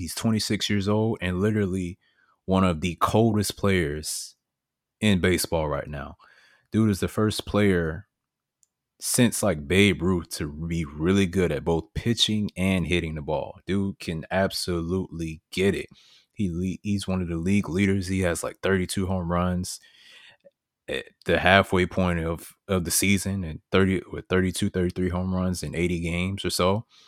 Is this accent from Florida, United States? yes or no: yes; Miami, Florida, United States; Growing up in Miami, you know, I watched the Marlins